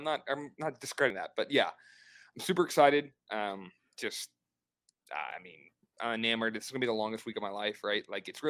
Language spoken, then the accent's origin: English; Cincinnati, Ohio, United States; we are from Cincinnati.